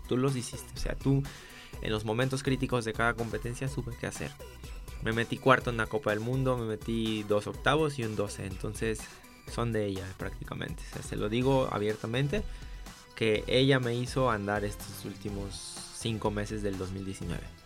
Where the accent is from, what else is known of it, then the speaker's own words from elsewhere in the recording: Jojutla, Morelos, Mexico; moved away as an adult; now in Guadalajara, Mexico; Yo soy originario de Jojutla, Morelos eh, no sé si te suenes por el terremoto que fue hace dos años. Ahí nací, ahí viví hasta los 18 años